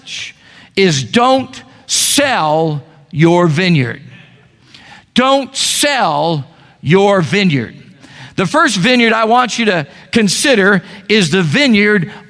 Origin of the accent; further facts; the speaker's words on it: United States; I'm an American.